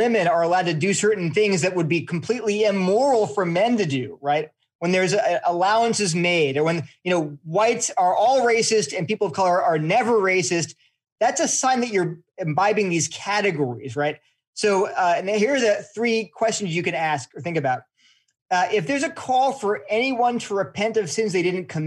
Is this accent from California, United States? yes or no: yes; California, United States; I was born in California